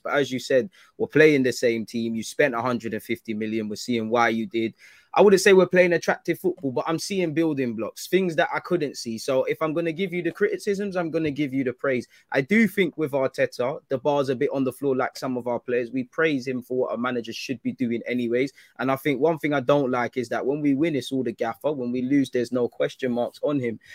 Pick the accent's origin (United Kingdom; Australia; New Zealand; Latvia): United Kingdom